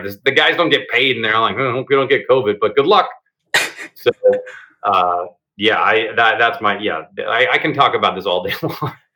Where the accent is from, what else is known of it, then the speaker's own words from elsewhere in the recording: Seattle, Washington, United States; I grew up in the Seattle before Microsoft, Starbucks, and Amazon